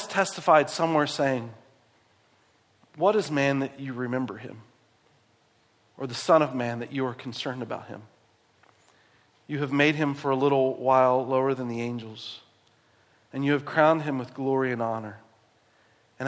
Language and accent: English; West Virginia, United States; moved away; I grew up in West Virginia